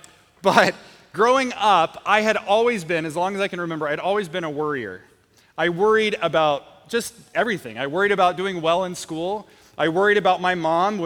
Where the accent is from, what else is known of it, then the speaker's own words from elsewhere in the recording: Portland, Oregon, United States; I grew up in Portland